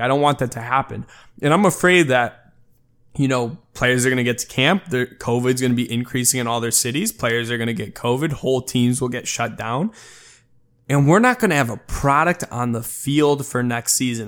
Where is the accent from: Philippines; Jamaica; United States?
United States; Chicago, Illinois; moved away as an adult; now in Los Angeles, United States; I've pretty much been, you know, born and raised in Chicago and then now obviously living in Los Angeles